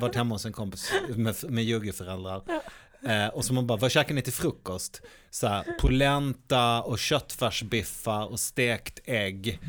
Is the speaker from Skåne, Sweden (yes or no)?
yes; Malmö, Skåne, Sweden; inne på Gamla Väster är jag uppvuxen